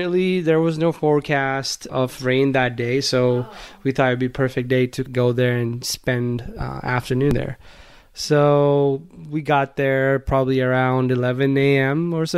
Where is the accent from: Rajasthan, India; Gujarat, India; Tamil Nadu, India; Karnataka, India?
Gujarat, India; Kalol; English is a second language; you guys know that I grew up in India in a small town called Kalol, which is in the state of Gujarat.